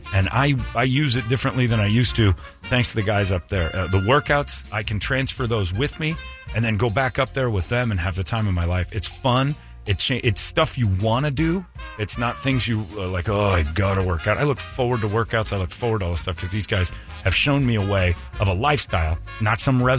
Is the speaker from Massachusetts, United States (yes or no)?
no; Cedar Lake, Indiana, United States; Cedar Lake, Indiana, which is kind of my hometown